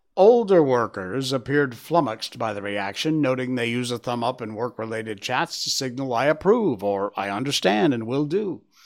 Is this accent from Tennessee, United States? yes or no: no; Cornwall, Connecticut, United States; my hometown in Cornwall, Connecticut.